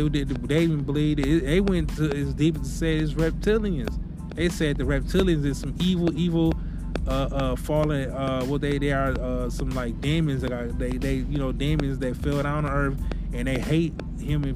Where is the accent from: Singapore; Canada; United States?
United States; Milwaukee, Wisconsin; moved away; my hometown in Milwaukee